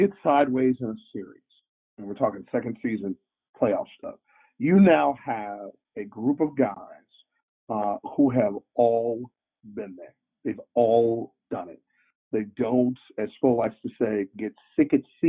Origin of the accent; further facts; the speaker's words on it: Cleveland, Ohio, United States; moved away; I grew up in Cleveland